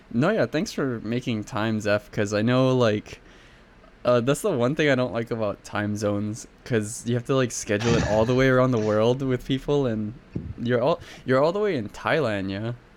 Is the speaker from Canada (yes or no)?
no; Hawaii, United States; I'm from Hawaii, actually, so I'm, like, right in the middle oh. of the oh. Pacific Ocean.